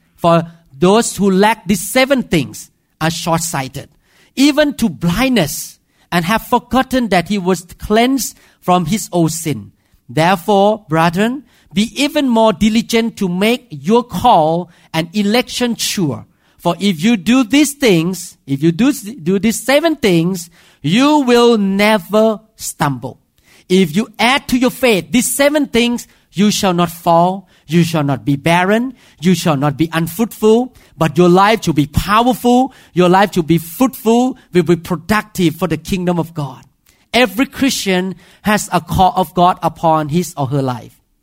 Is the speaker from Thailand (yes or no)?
yes; Thailand; accent: Thai; English is a second language; moved away